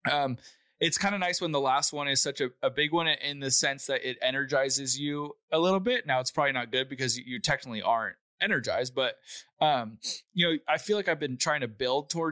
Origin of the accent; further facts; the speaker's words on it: California, United States; I'm in my home state